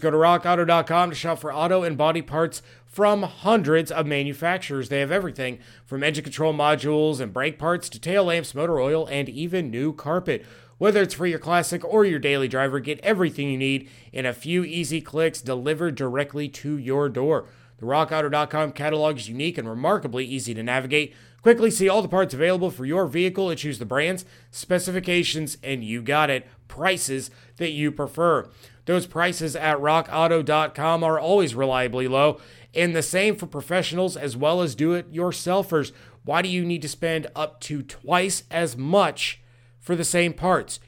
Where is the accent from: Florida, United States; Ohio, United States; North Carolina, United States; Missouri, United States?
Ohio, United States; Dayton; right here in my hometown